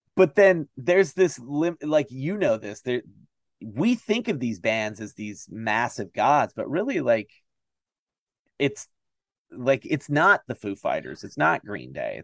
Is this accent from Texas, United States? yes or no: no; Toledo, Ohio, United States; I'm from the Toledo, Ohio area